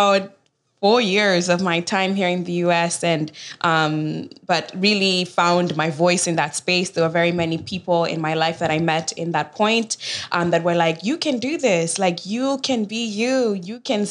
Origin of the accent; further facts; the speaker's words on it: Kisumu, Kisumu County, Kenya; also born or lived in Chicago; now in United States; I was born and raised in Kenya, in Kisumu, Kenya